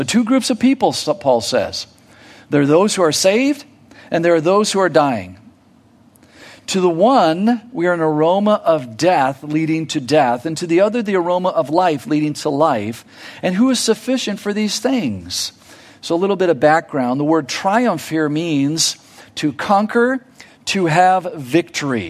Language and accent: English; United States; me as an American